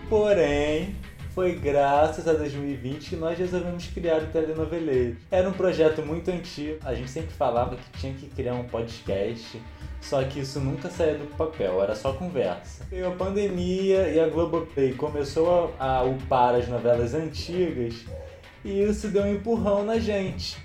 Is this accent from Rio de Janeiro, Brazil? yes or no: yes; Rio de Janeiro, Brazil; eu sou do Rio